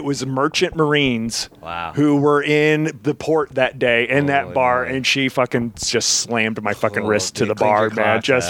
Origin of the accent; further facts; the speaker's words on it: New Jersey, United States; also born or lived in Tennessee; now in Los Angeles, United States; I'm originally from Tennessee, but I grew up mostly in Jersey.